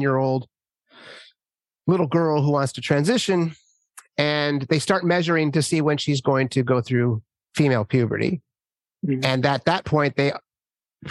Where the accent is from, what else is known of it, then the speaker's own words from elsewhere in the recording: Minnesota, United States; I grew up in Minnesota